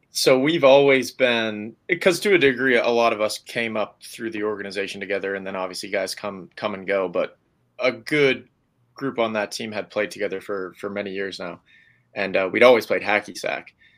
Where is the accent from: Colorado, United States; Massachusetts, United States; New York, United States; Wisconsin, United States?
Massachusetts, United States; Hudson; I grew up in Hudson